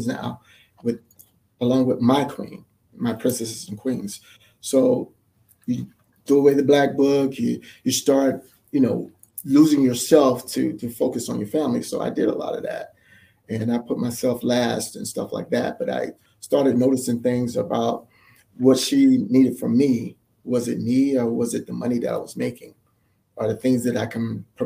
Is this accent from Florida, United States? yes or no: yes; Miami, Florida, United States; I'm from Miami